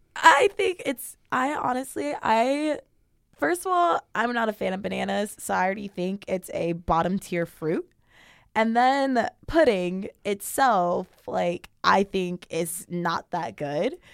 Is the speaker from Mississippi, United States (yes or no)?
no; Sacramento, California, United States; I'm not from Central California. I'm from NorCal.